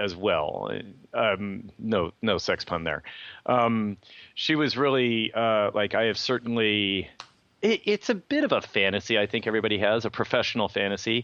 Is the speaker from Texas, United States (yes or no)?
no; Livermore, California, United States; both my dad and stepmother, both worked at Lawrence Livermore Lab, where I grew up in Livermore